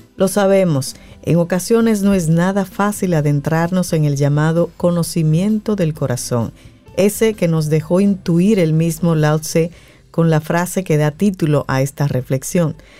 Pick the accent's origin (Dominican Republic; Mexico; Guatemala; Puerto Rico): Dominican Republic; somos los dominicanos